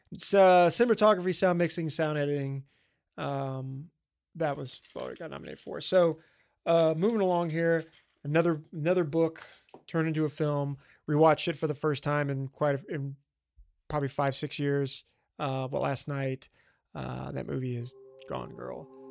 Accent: Bossier City, Louisiana, United States; my hometown

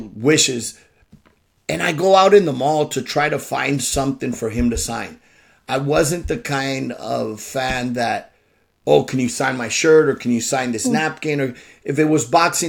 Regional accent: San Francisco, California, United States; I was born in San Francisco, first generation

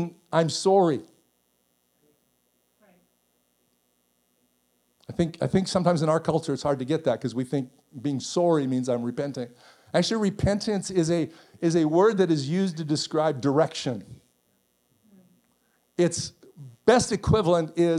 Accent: Canada; I'm Canadian

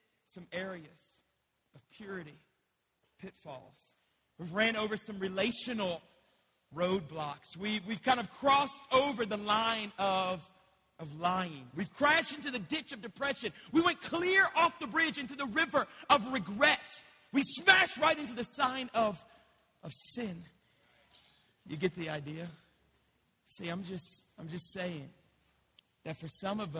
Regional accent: Louisiana, United States; now in Colorado, United States; I'm from Louisiana. We don't drive on mountain cliffs

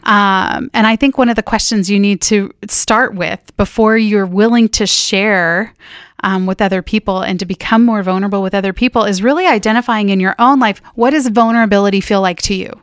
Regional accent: Northern California, United States; now in Minnesota, United States; I grew up in Northern California in a small town

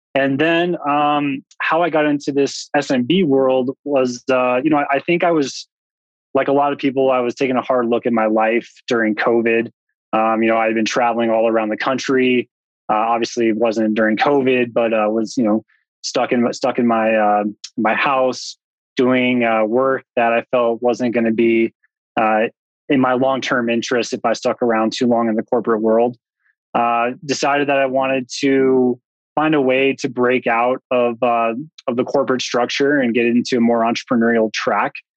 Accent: outside of Boulder, Front Range of Colorado, United States; I grew up in the Front Range of Colorado, outside of Boulder

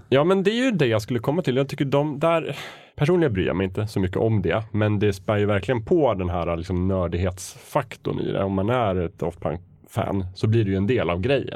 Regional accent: Östersund, Jämtland, Sweden; Jag växte upp i Östersund

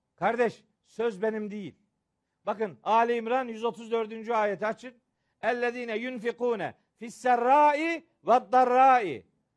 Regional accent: Bayburt, Turkey; moved away; Benim çocukluğum Bayburt'ta geçti. Babam Bayburt'ta imamdı.

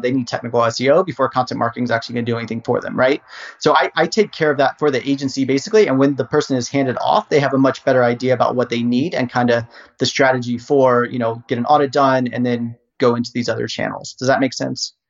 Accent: Harrisonburg, Virginia, United States; I was born and raised in Virginia um, and wanted to go to university to do basically video production. So I was uh, raised in Harrisonburg

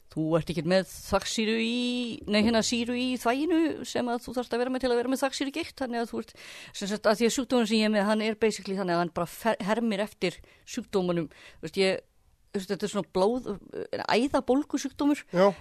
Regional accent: Kópavogur, Capital Region, Iceland; ég er alveg upp í Kópavóinum í Östubænum

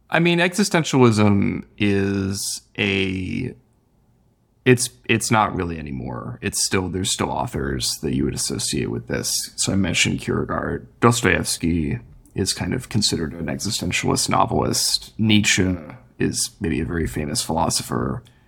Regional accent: Midwest, United States; moved away as an adult; now in California, United States; I grew up in the Midwest originally, so California was also kind of new to me.

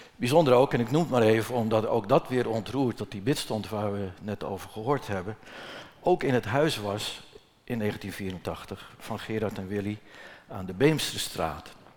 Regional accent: Netherlands; moved away; waar ik geboren ben. Dat is anderhalve kilometer hier verderop aan de hoofdweg, mijn geboortehuis

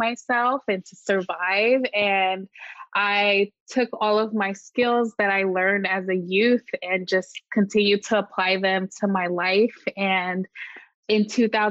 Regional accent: Marin County, Bay Area, California, United States; I grew up in the Bay Area, specifically in Marin County

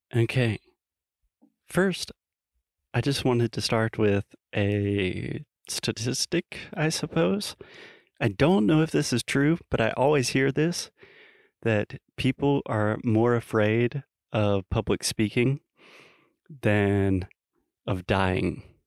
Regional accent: United States; I'm an American, a little innocent American boy

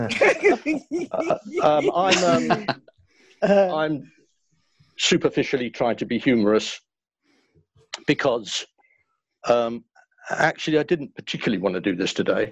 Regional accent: London, United Kingdom; born and bred down in Stepney in the 1940s.

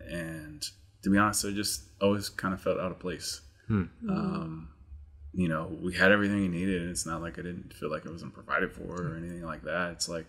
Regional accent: Bay Area, California, United States; we grew up in the Bay Area, you know, which is close to Oakland and Berkeley.

